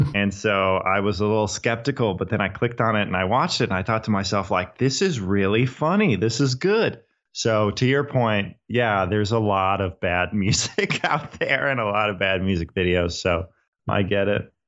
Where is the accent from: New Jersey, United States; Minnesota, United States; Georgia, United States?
Minnesota, United States; I'm from Minnesota. I'm from the United States